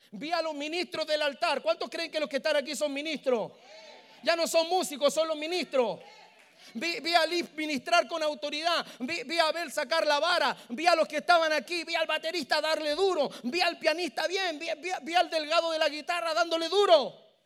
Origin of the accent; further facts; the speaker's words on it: Santiago, Santiago Metropolitan Region, Chile; Yo vengo desde Chile